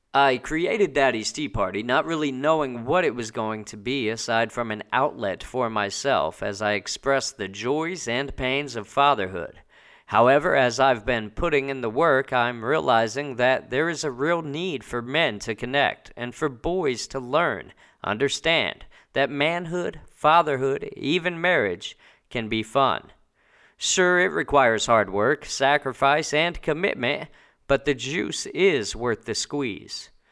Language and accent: English; Indianapolis, Indiana, United States; moved away as an adult; also born or lived in New Jersey; now in Italy; I hail from Indianapolis, Indiana, by way of New Jersey, though. That's where I was born